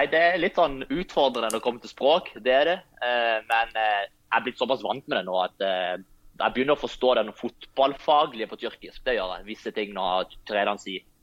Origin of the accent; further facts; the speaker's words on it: Lyngdal, Agder, Norway; moved away; helt siden jeg flytta fra Lyngdal, så har jeg Eh, tatt litt eh, dialekt fra alle plassene jeg har bodd i, så jeg vet egentlig ikke hva du skal kalle den dialekten.